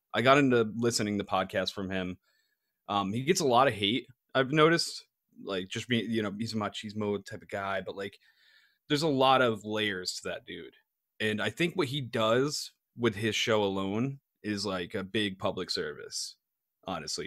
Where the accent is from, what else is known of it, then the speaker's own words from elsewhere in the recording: East Coast, United States; moved away; I grew up on the East Coast